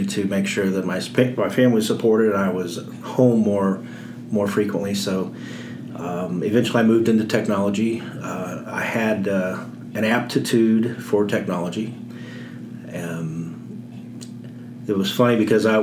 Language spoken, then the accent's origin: English; Indianapolis, Indiana, United States; moved away as an adult; also born or lived in Louisville, Kentucky